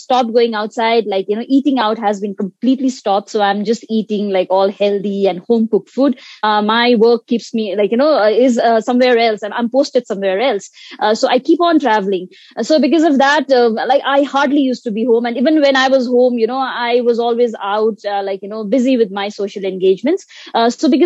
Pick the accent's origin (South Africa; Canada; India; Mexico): India; Sikkim; I'm from Sikkim, India